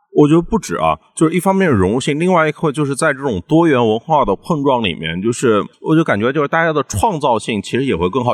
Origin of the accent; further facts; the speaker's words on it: China; 我们在，就是大陆长大的这批朋友八零后们